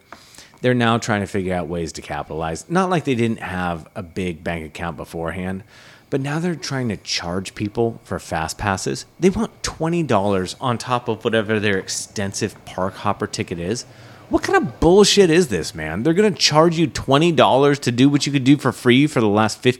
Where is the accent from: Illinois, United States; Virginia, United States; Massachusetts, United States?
Massachusetts, United States; born there; And New Hampshire, I have no excuse because I was born on Cape Cod.